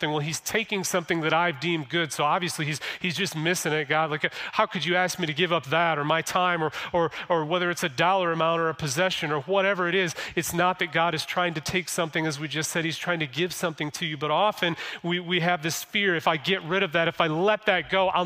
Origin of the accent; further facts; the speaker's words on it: Flint, Michigan, United States; I was born in Flint, been in Michigan my whole entire life